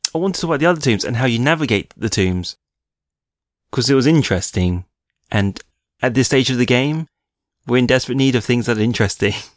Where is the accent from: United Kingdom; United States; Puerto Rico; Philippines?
United Kingdom; we're British